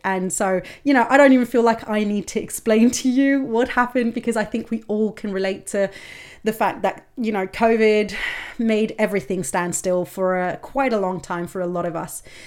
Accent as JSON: {"language": "English", "country": "Denmark", "tie": "born or raised there", "said": "growing up in Denmark"}